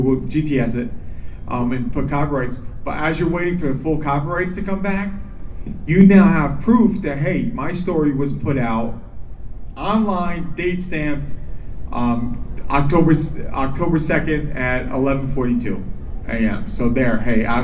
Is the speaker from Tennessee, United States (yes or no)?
no; New York, United States; also born or lived in Minneapolis; now in Florida, United States; growing up in New York